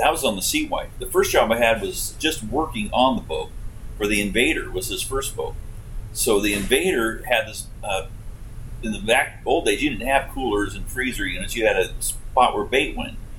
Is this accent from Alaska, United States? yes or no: yes; Homer, Alaska, United States; I was born in Homer, Alaska